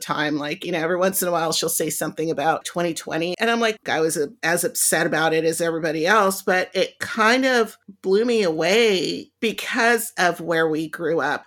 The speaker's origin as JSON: {"language": "English", "town": "Lomita", "region": "California", "country": "United States", "tie": "born or raised there", "said": "I grew up in Lomita"}